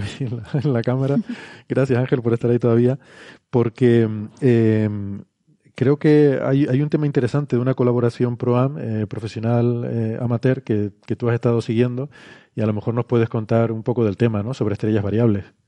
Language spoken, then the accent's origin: Spanish; Icod de los Vinos, Canary Islands, Spain; Ico de los Vinos, que es mi pueblo natal